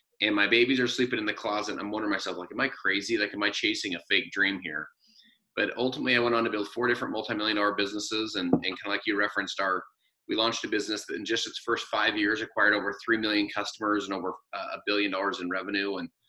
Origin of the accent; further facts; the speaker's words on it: Salt Lake City, Utah, United States; So I'm from Salt Lake City, Utah, and my wife and I have four kids out here from 15 down to seven.